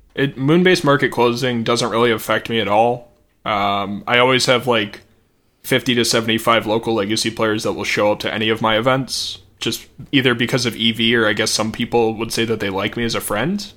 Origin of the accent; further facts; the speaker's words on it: Missouri, United States; I'm from Missouri